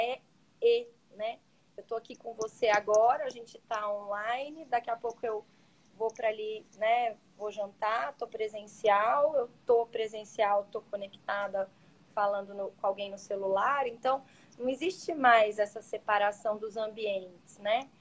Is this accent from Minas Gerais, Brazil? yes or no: yes; Minas Gerais, Brazil; now in Santa Catarina, Brazil; eu me sinto super bem acolhida aqui no sul, sou mineira